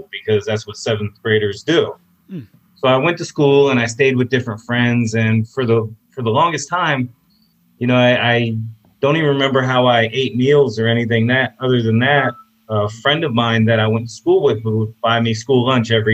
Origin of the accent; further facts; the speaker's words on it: Apopka, Florida, United States; also born or lived in Orlando, Florida; I'm from Orlando, Florida, and I grew up in a small town called Apopka.